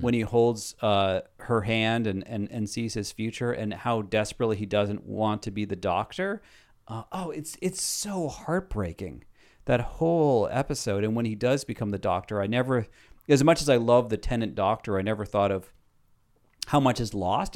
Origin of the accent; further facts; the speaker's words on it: New York City, New York, United States; as a New Yorker